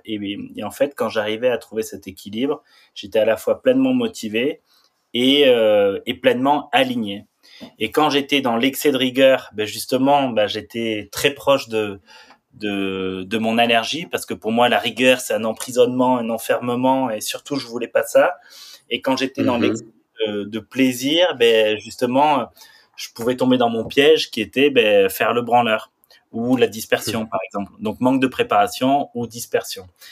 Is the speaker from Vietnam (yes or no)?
no; Saint-Lary-Soulan, Occitania, France; j'ai grandi à Saint-Lary-Soulan, c'est une station de ski dans les Pyrénées